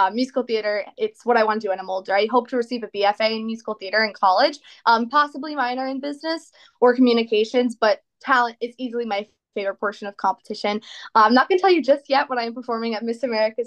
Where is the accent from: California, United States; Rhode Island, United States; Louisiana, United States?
Rhode Island, United States; East Greenwich; I'm from East Greenwich, Rhode Island